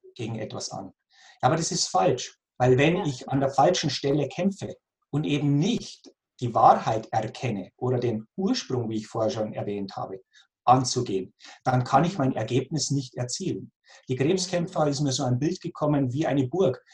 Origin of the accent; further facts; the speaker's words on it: near Passau, Lower Bavaria, Germany; now in Austria; ich bin in Niederbayern geboren, in der Nähe von Passau, wie man vielleicht auch mhm. aus meinem Dialekt erkennt.